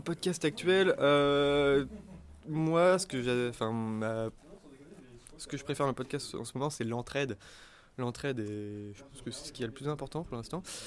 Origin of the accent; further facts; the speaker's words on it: Lorient, Brittany, France; now in Rennes, France; je suis originaire de Bretagne, de Lorient, mais je fais mes études à Rennes